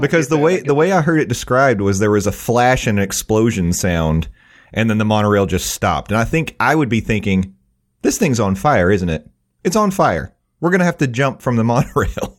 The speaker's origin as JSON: {"language": "English", "region": "East Tennessee", "country": "United States", "tie": "born or raised there", "said": "growing up in East Tennessee"}